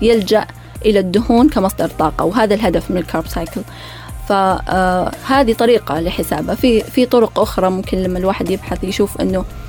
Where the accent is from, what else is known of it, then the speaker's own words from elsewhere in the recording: Saudi Arabia; احنا سعوديين